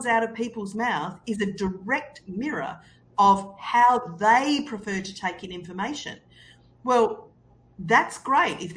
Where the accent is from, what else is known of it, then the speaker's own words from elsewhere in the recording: Australia; I'm Australian